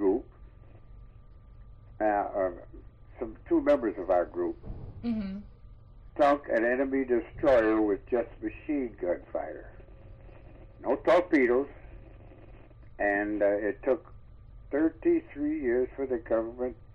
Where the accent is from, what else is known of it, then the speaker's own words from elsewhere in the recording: Detroit, Michigan, United States; moved away; I'm a Detroiter from Detroit, Michigan